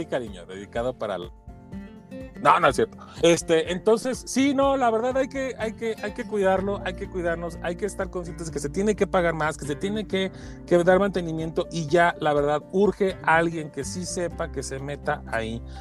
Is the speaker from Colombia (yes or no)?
no; Mexico; como mexicanos